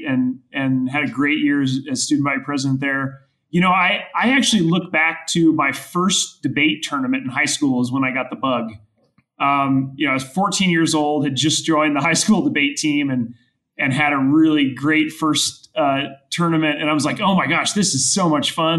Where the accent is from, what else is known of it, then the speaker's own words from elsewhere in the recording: Goodland, Kansas, United States; moved away as an adult; also born or lived in Nebraska / Johannesburg, South Africa; now in Denver, United States; my hometown's Goodland and it's in mountain time and right on the Colorado border